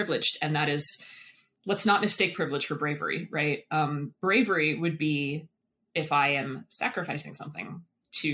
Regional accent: Virginia, United States; I grew up in Virginia

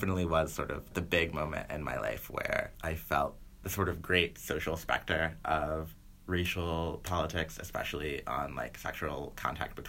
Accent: the South, United States; I'm from the South

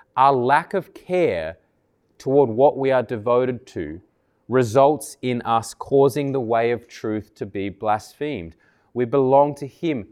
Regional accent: Canberra, Australian Capital Territory, Australia; moved away; I grew up in Tuggeranong many years ago

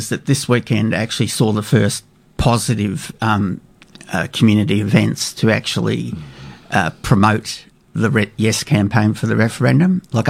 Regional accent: Australia; And that's one of the disappointments as an Australian

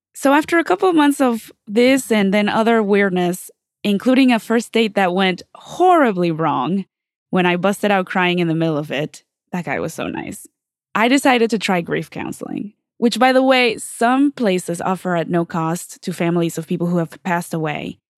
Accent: Mexico; now in Los Angeles, United States; I'm from Mexico

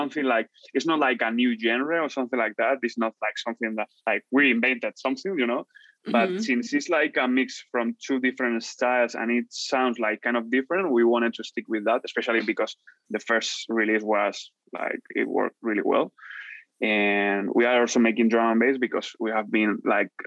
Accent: Madrid, Community of Madrid, Spain; English is a second language; also born or lived in Vancouver, Canada; Barrio del Pilar is like my hood, you know, my hood in Madrid. So I'm like, I'm from Madrid.

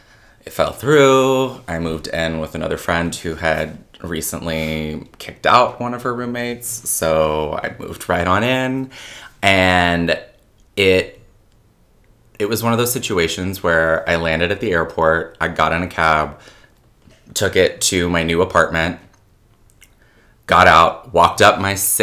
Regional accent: Kentucky, United States; also born or lived in England; So I was born in England, but I actually am from a military family. So my dad was part of the Air Force for 22 years. Proudly represent that. But I grew up mostly in Kentucky after he retired

